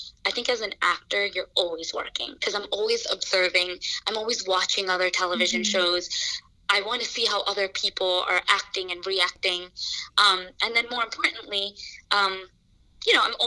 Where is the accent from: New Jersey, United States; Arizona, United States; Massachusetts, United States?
New Jersey, United States; moved away as an adult; now in New York City, United States; I am from New Jersey. I moved to New York City